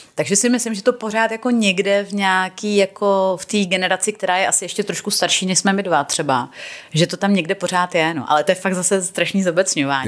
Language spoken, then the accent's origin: Czech; Czechia; moved away as an adult; also born or lived in England; když jsem tenkrát odjela jako z Čech